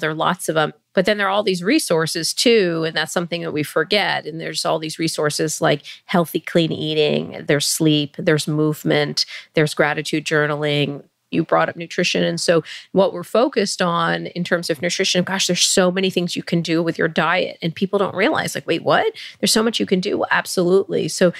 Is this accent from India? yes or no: yes; India; born there; You know, I am Indian by birth